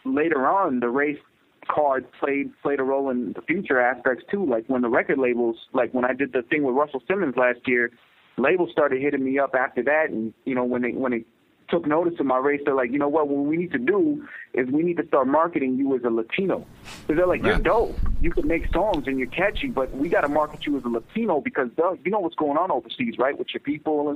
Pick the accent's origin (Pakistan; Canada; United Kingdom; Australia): Pakistan; I'm a doctor, I'm Pakistani, and I'm an MC.